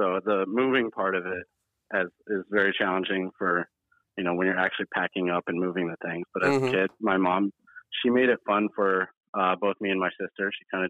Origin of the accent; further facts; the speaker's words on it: Pocatello, Idaho, United States; born there; So I was born in Pocatello, Idaho, 1986, en route to the hospital.